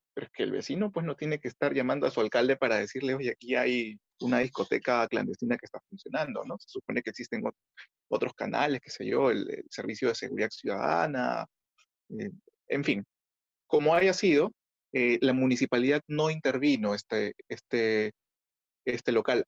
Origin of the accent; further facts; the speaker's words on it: Peru; como ciudadanos, como vecinos, como peruanos en general